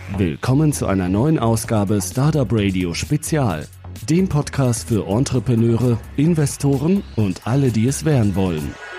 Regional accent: Switzerland; moved away as an adult; also born or lived in Shanghai; now in Berlin, Germany; komme ursprünglich aus der Schweiz und habe ja wie sich's für einen guten Schweizer gehört, eine Bankausbildung gemacht

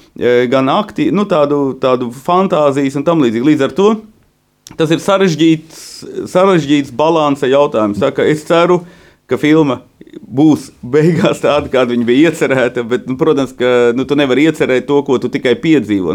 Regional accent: Vārkava, Latgale, Latvia; tas tādā Latgales ciemā

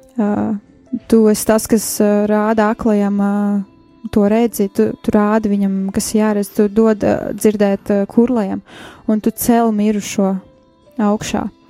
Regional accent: Riga, Latvia; es esmu no Rīgas. Dzīvoju, uzaugu Rīgā

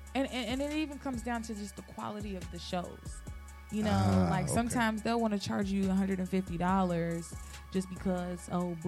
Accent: Louisville, Kentucky, United States; now in Cincinnati, United States; I'm originally from Louisville, Kentucky, but ooh. I do live in Cincinnati now.

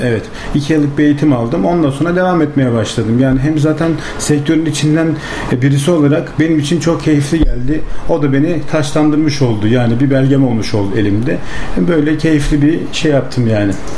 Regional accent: Yenişehir, Bursa, Turkey; 1986 Bursa Yenişehir doğumluyum.

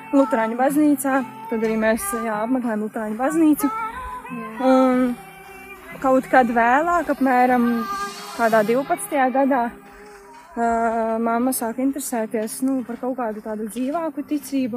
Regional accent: Smiltene, Vidzeme, Latvia; no smiltenes, no manas dzimtās pilsētas.

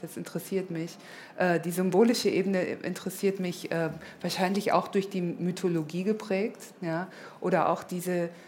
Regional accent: Germany; accent: dicken deutschen Akzent; moved away as an adult; also born or lived in London / Los Angeles; als Deutsche

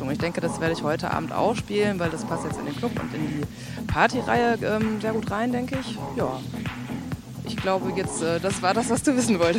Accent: Münster, North Rhine-Westphalia, Germany; Also ich komme aus Münster

